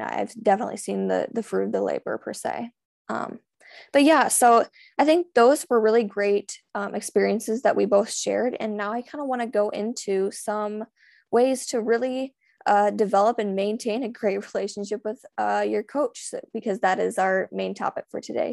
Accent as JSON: {"language": "English", "country": "United States", "said": "I'm a swimmer from the United States"}